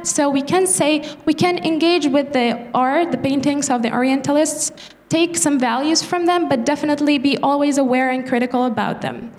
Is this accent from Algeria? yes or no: yes; Algiers, Algiers Province, Algeria; I'm from Algeria, specifically from the city of Algiers.